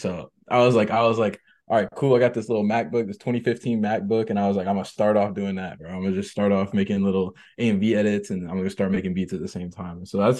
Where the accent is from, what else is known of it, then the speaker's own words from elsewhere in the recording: Seattle, Washington, United States; Hey, Seattle, Washington.